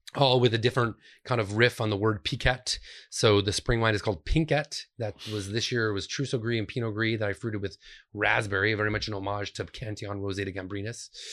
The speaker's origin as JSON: {"language": "English", "area": "Finger Lakes", "region": "New York", "country": "United States", "tie": "born or raised there", "also_born_or_lived": "Rochester, New York / Cleveland, Ohio", "moved": "as an adult", "said": "I grew up in the Finger Lakes"}